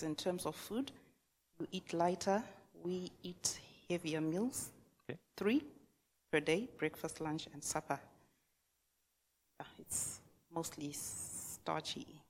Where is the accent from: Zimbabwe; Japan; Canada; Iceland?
Zimbabwe; moved away as an adult; now in New Zealand; I'm from Zimbabwe, a country in Africa